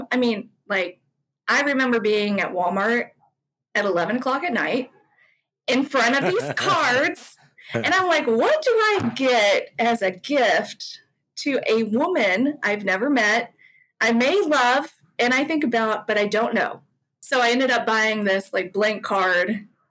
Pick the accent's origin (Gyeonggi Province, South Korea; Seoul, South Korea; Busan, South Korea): Gyeonggi Province, South Korea; Guri; born there; I went to my hometown, which was Guri. I can't even say it right.